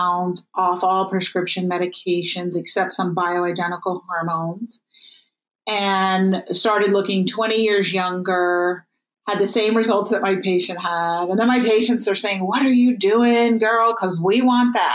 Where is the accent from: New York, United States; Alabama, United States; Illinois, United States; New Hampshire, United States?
New York, United States; New York City; I grew up in New York City